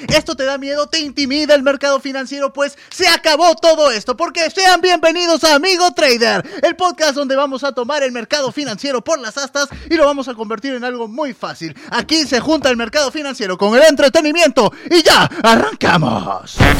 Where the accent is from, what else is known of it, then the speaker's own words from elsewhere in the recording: Peru; yo soy del majestuoso Perú